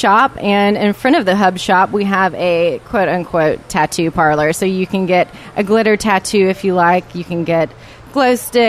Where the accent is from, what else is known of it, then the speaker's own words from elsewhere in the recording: Enterprise, Alabama, United States; also born or lived in Franklin, Tennessee; now in 30A, Florida, United States; I'm originally from Enterprise, Alabama, and yeah. I've been in the area for about 3 years now. And okay. I moved here from Franklin, Tennessee.